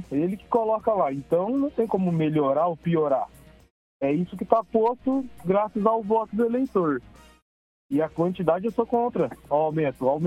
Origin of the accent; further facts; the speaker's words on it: Maringá, Paraná, Brazil; sou de Maringá.